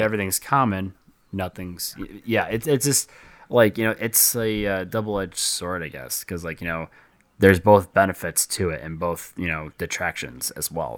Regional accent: near Flint, Michigan, United States; in Flint, Michigan, and, you know, that was close to my hometown

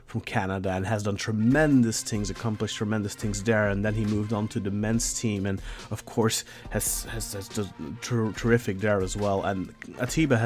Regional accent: Belgium; I am from Belgium

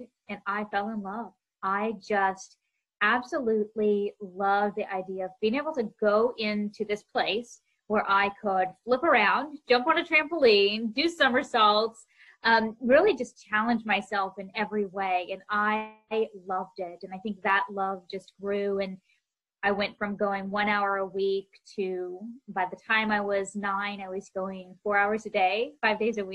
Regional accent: Oklahoma, United States; I grew up in Oklahoma, and that's where I trained and lived and went to school, and I loved it there

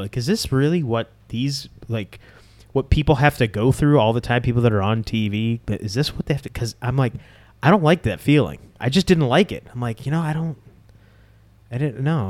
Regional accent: Boston, Massachusetts, United States; When I was growing up, it was always a sold out Boston Garden

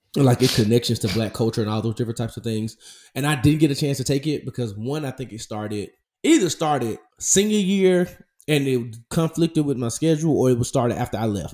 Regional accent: Memphis, Tennessee, United States; my hometown Memphis

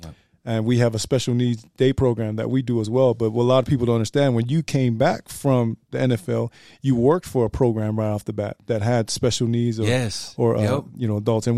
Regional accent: United States; I grew up here in the mainland and, you know, the language was prevalent at home.

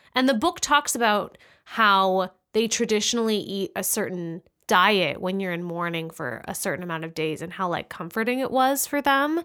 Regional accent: United States; as an American

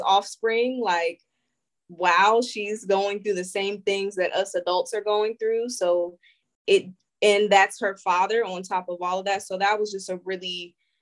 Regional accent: Springfield, Ohio, United States; I'm from Springfield, Ohio

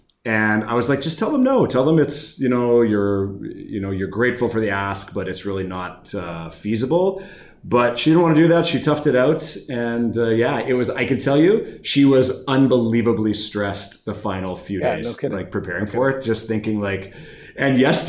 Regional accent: Thompson, Manitoba, Canada; born or raised there; moved away

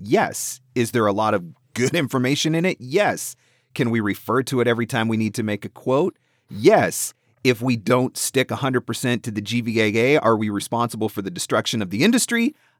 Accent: Canada; I'm from Canada

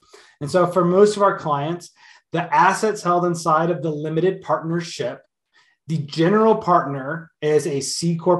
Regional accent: Canada; Yeah, so as a Canadian and anybody that's in Canada that wants to protect themselves

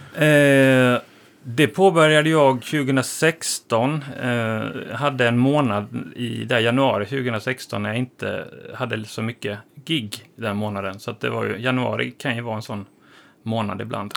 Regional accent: Halmstad, Halland County, Sweden; moved away as an adult; now in Stockholm, Sweden; Jag kommer från Halmstad från början

